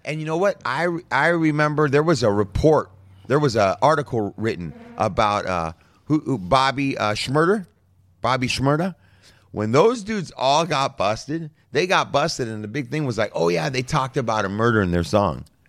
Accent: United States; Born and raised in America

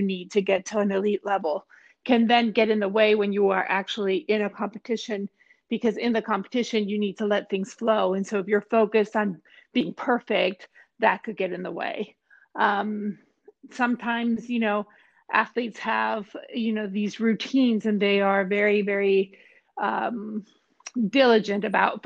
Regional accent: Mexico; moved away; I'm originally from Mexico. I competed for Mexico in two Olympic Games

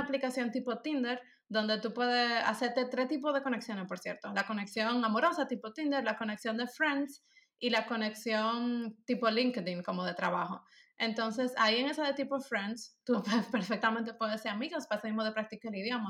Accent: Dominican Republic; first language Spanish; moved away as an adult; now in Germany; Cuando yo vivía allá

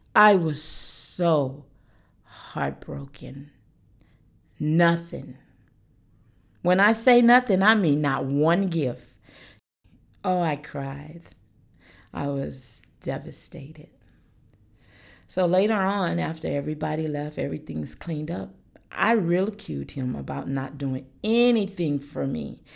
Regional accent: Alaska, United States; moved away as an adult; now in North Carolina, United States; I am from Alaska.

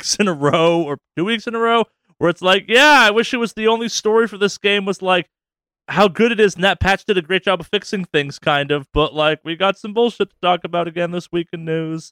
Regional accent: Northeast, United States; I'm from the Northeast where we will deep fry a pizza

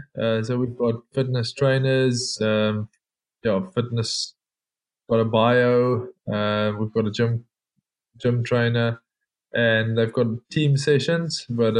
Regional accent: South Africa; moved away as an adult; now in France; No, so I'm actually from South Africa, and played professional in South Africa for 5 years, and I've been in France for the last just over two years.

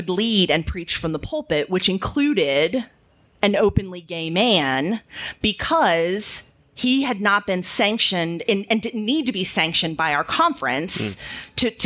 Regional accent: Virginia, United States; moved away as an adult; also born or lived in Chattanooga, Tennessee; I was living still in Virginia, where I was born and raised

